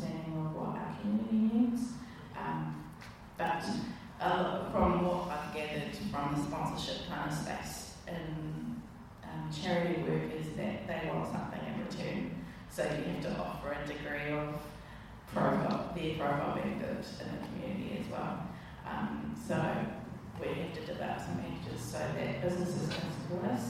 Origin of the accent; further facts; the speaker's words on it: Tauranga, Bay of Plenty, New Zealand; also born or lived in Wellington, New Zealand / London, United Kingdom; I grew up in Tauranga, moved here when I was 3, so I went to St Mary's and then went to Tauranga Girls College